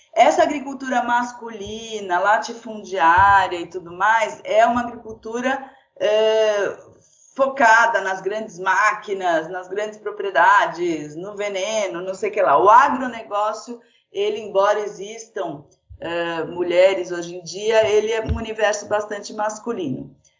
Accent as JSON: {"language": "Portuguese", "region": "São Paulo", "country": "Brazil", "tie": "born or raised there", "said": "eu nasci uh, em São Paulo"}